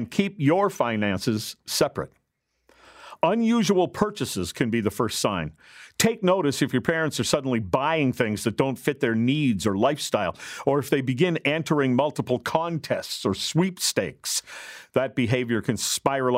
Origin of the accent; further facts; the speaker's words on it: Gilbert Plains, Manitoba, Canada; I grew up in Gilbert Plains, Manitoba